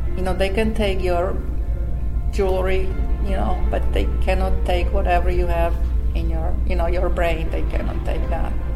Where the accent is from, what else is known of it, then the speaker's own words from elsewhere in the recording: Slovakia; English is a second language; moved away as an adult; also born or lived in Montreal, Canada; now in United States; from a little Slovak country